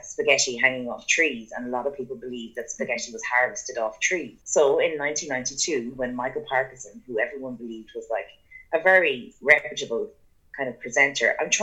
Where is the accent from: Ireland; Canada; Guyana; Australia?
Ireland; growing up in Beha, which is in Bannonslow, the small little kind of village that we lived